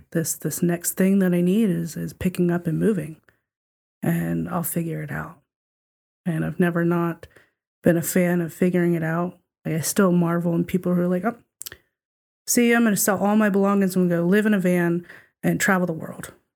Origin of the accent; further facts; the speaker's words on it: the South, United States; we were talking about being from the South and diff-, different ways of life